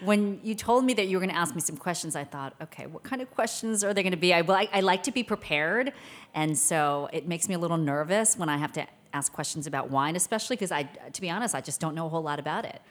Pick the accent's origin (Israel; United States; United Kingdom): United States; Maryland; born or raised there; also born or lived in Seoul, South Korea